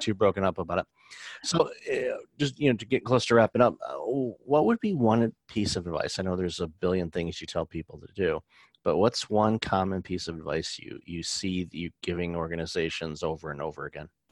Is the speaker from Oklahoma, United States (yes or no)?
no; outside of Detroit, Michigan, United States; I grew up outside of Detroit